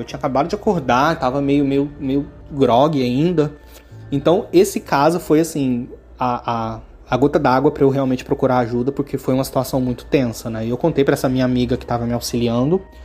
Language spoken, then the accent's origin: Portuguese; Goiânia, Goiás, Brazil; moved away as an adult; now in Rio de Janeiro, Brazil; eu sou natural de Goiânia e atualmente eu moro no Rio de Janeiro.